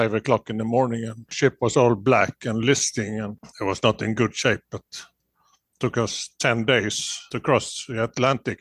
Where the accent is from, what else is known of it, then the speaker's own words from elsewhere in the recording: Gothenburg, Västra Götaland, Sweden; I grew up in Gothenburg in Sweden.